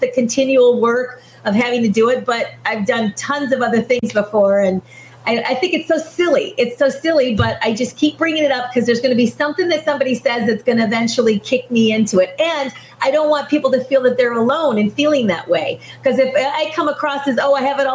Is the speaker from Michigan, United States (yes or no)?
yes; Michigan, United States; I was born and raised in Michigan. So I'm a Michigander